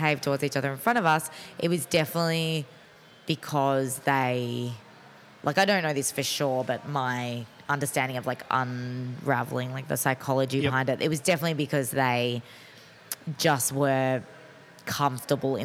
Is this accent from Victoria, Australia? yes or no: yes; Mornington, Victoria, Australia; I grew up in Mornington